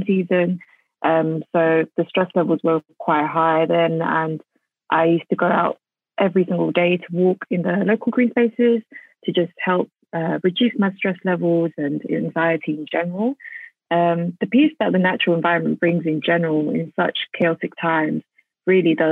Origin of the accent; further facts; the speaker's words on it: London, United Kingdom; So I'm Bengali. I was born and raised in East London